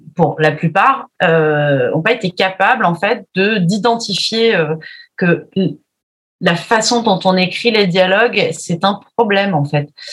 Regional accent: Charente, Nouvelle-Aquitaine, France; moi je suis de Charente donc on parle pas comme ça

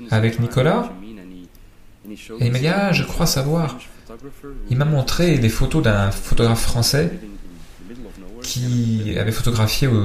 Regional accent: Flanders, Belgium; je suis flamand

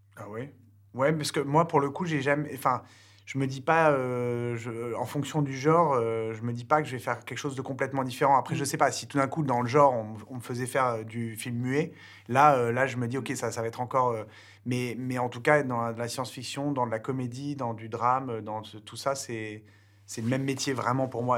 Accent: France; nous, en tant que Français

